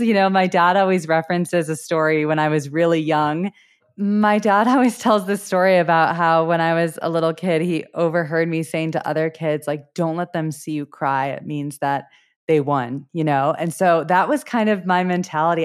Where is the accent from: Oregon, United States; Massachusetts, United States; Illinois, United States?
Illinois, United States; Wilmette; moved away as an adult; also born or lived in Southeast Asia; now in Colorado, United States; I am originally from the suburbs outside of Chicago. I grew up in a suburb called Wilmette